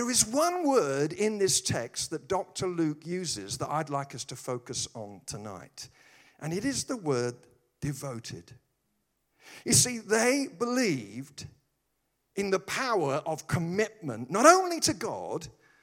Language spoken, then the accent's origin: English; United Kingdom; I'm British